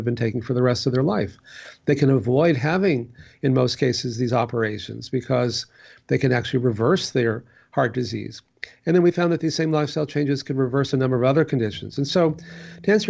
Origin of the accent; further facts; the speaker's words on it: Texas, United States; growing up in Texas